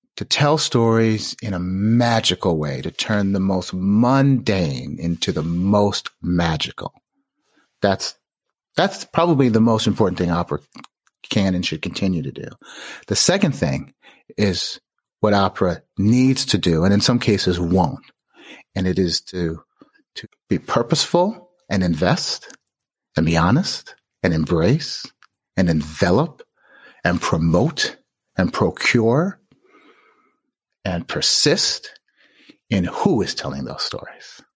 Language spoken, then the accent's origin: English; Chicago, Illinois, United States; also born or lived in Skokie, Illinois / Park Forest, Illinois; I was born in Skokie and I grew up, uh, for a few years in, in Park Forest and Hyde Park